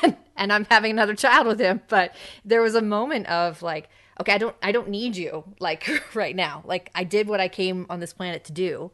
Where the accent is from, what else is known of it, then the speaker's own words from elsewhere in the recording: United States; an American